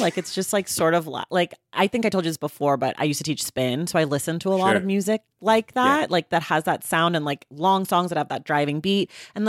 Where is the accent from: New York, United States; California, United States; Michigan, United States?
California, United States; I'm from California, though, so there's like a lot of opinions about, you know, regionally hip hop